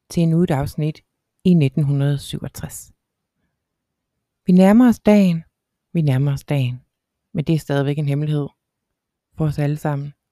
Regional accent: Jutland, Denmark; Så siger jeg, jeg er fra Jylland.

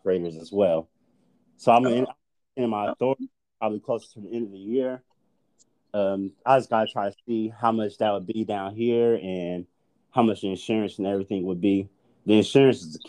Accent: Wichita, Kansas, United States; moved away as an adult; now in Houston, United States; Home to me is Houston now. Like, you know, I'm born and raised in Wichita.

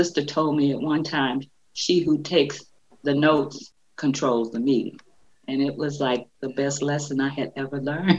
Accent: Detroit, Michigan, United States; I am a native Detroiter, born and raised in Detroit, lived on the North End, moved to the Northwest side of Detroit when I was in what was known as junior high at that time. So I'm a native Detroiter

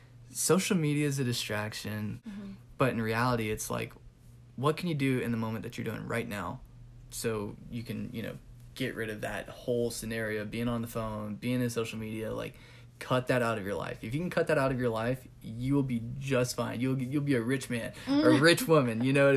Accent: California, United States; now in Georgia, United States; I'm originally from California, moved here to Georgia.

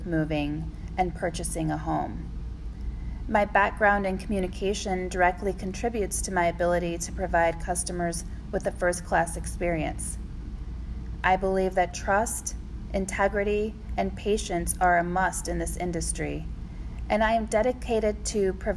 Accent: Decatur, Illinois, United States; moved away as an adult; also born or lived in Champaign-Urbana, Illinois / Chapel Hill, North Carolina; now in St. Petersburg, United States; I'm originally from Decatur, Illinois, a small town in central Illinois surrounded by corn and soybeans

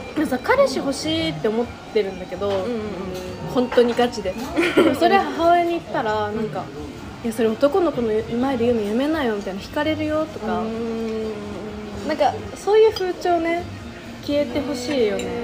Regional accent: Hokkaido, Japan; moved away; 北海道道民なんで

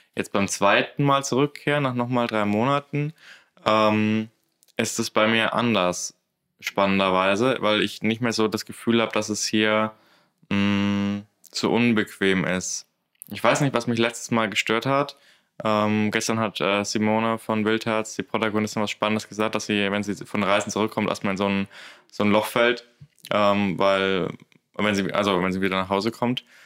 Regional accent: Würzburg, Bavaria, Germany; moved away as an adult; ich aus meiner Heimatstadt Würzburg ausgezogen bin

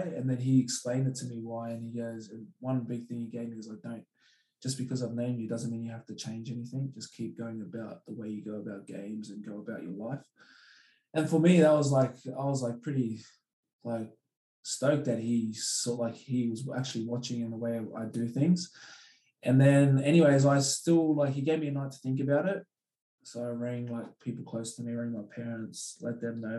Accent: Australia; also born or lived in Hamilton, New Zealand; I am Australian because like, I've like, my, my, my father was born here

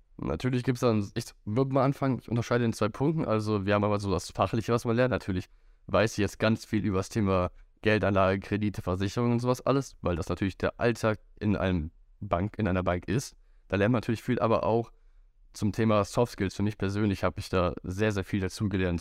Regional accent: Wuppertal, North Rhine-Westphalia, Germany; ich bin auch aufgewachsen in Wuppertal

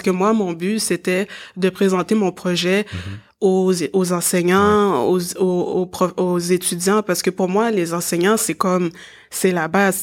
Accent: Montreal, Quebec, Canada; je suis née ici à, à Montréal

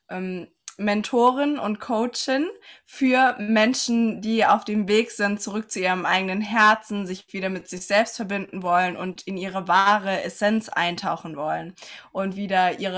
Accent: Saarland, Germany; ich komme aus dem Saarland, aus dem wunderschönen Saarland.

